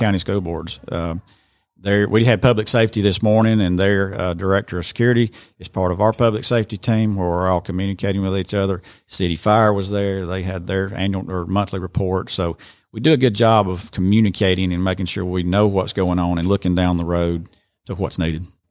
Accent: Rome, Georgia, United States; born or raised there; also born or lived in Cherokee, Alabama

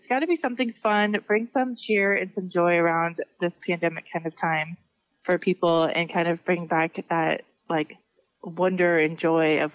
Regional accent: Santa Cruz, California, United States; moved away as an adult; now in Arizona, United States; So I grew up in the Santa Cruz area my whole life. Moved out here in 2002 just for a change, and got a job at the University of Arizona

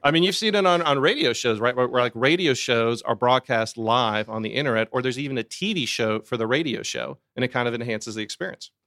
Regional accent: Sandy Springs, Georgia, United States; I'm an Atlanta native. I grew up here in Sandy Springs.

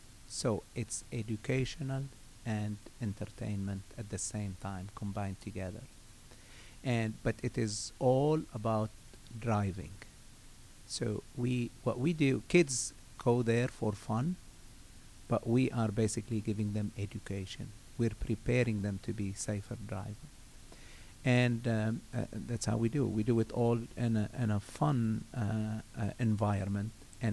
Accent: Lebanon; moved away; I came from Lebanon. And I came, I stayed in Norcross for a year. And then I moved to Savannah, Georgia.

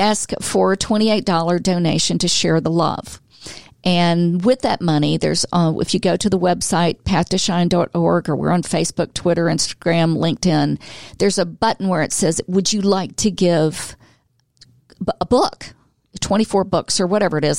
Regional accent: Atlanta, Georgia, United States; also born or lived in Florida; now in Gainesville, United States; I'm from Atlanta. I'm a native

